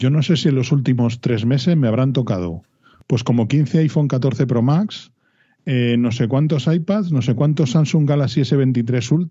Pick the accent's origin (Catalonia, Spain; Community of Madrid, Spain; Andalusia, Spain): Community of Madrid, Spain; Madrid